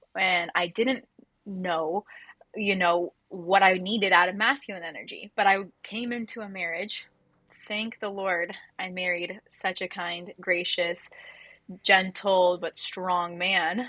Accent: Orange County, California, United States; I grew up in Orange County, California

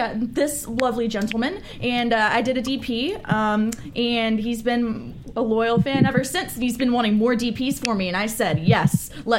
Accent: Orlando, Florida, United States; now in Los Angeles, United States; I'm also from Orlando

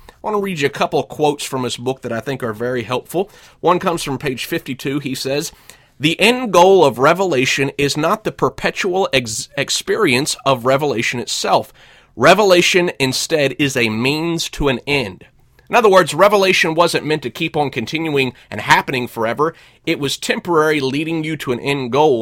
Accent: United States; first language English; moved away as an adult; also born or lived in Russia; I'm an American. I grew up speaking English. I moved to Russia for several years

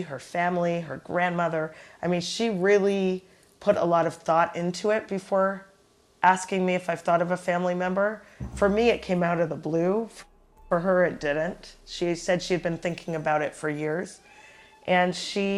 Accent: Toronto, Ontario, Canada; now in New York, United States; we're both from Toronto, Canada, and strangely, we both live in the United States, in neighboring states.

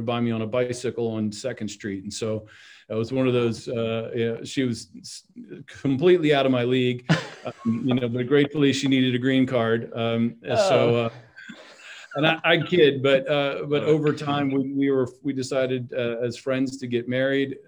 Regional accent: Crofton, Maryland, United States; I grew up in Crofton, Maryland, in Anne Arundel County

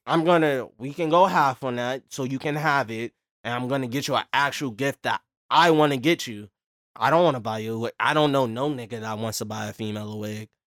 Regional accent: New York, United States; We're from Brooklyn

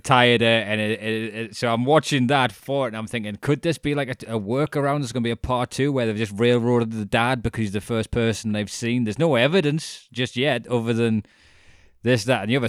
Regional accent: United Kingdom; as being British

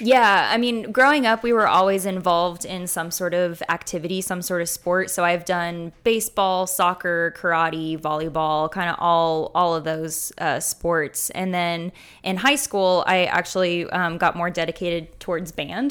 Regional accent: Fayetteville, Arkansas, United States; I grew up in Fayetteville, um, which is where the University of Arkansas is.

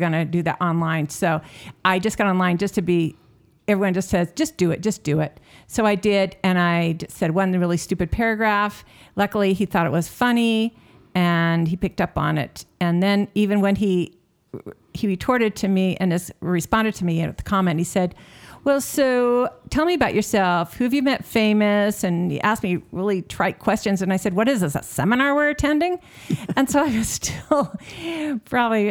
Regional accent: Milwaukee, Wisconsin, United States; also born or lived in Utah; now in Farmington, United States; I'm from Wisconsin. And then I came to Utah, and I now live in Farmington.

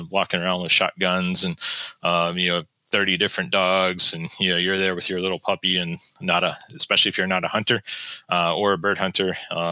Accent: West Virginia, United States; now in North Carolina, United States; I grew up in West Virginia

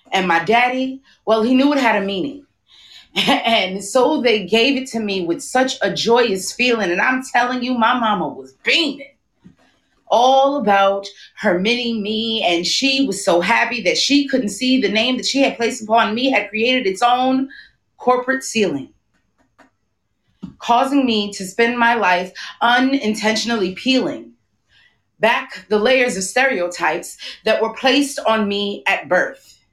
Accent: New York City, New York, United States; also born or lived in Brooklyn; I am from Queens, but I currently live in Brooklyn.

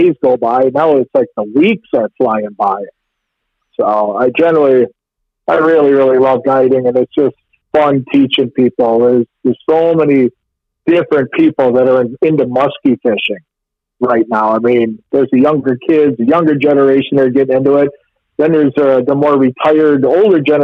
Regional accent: Pewaukee, Wisconsin, United States; I grew up in Pewaukee Lake. I'm 59 years old. I was lucky enough to live on the lake every summer of my whole life

